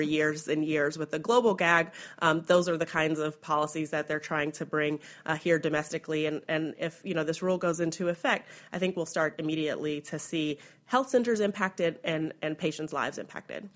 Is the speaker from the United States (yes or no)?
yes; Kentucky, United States; my home state of Kentucky